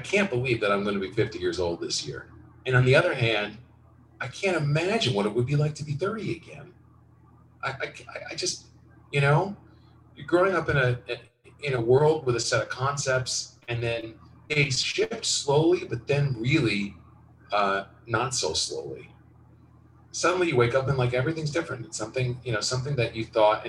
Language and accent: English; Westfield, New Jersey, United States; moved away; I grew up in suburban New Jersey, Westfield.